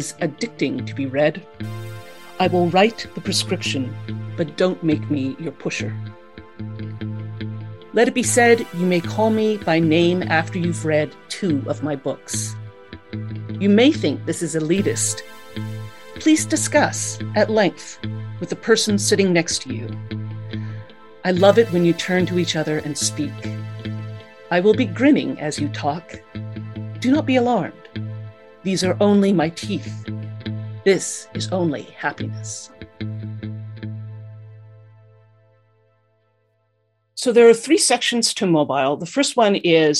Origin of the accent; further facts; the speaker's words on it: Winnipeg, Manitoba, Canada; moved away as an adult; now in Waterloo, Canada; I'm originally from Winnipeg, Manitoba